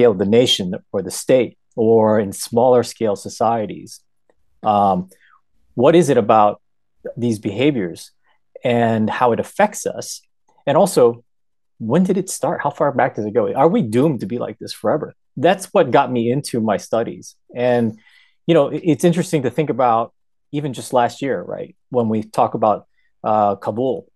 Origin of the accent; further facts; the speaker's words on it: United States; This is my adopted country, and I've been here since the age of one